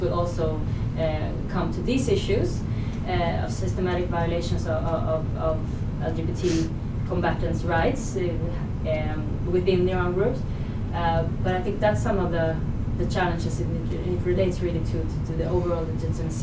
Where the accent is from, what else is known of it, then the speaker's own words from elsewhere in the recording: Sweden; I'm from Sweden